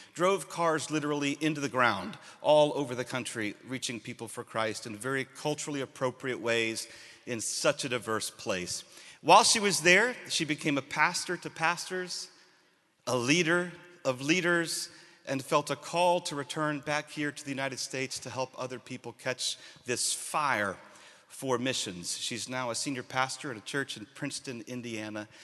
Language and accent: English; Sierra Leone; moved away; I am originally from Sierra Leone